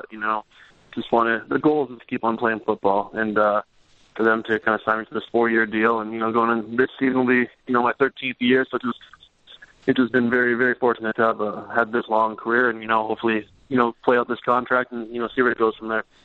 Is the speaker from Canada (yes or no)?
yes; Regina, Saskatchewan, Canada; moved away; So we grew up, uh, growing up in Regina